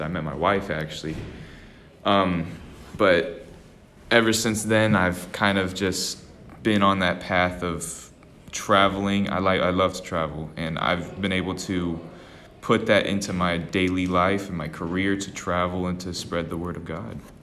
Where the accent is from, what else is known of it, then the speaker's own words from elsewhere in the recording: Austin, Texas, United States; I always grew up in a small little part of Austin, Texas